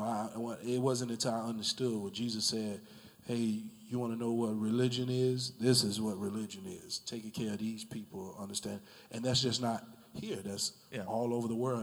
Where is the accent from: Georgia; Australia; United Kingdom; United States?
United States; Jacksonville, Florida; I grew up in the Brentwood area